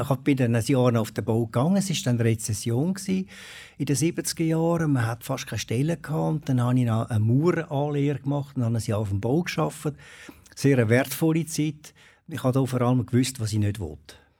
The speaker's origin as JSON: {"language": "German", "country": "Switzerland", "also_born_or_lived": "Habsburg, Aargau", "said": "Mit diesen Bergen, das ist einfach äh, meine Heimat"}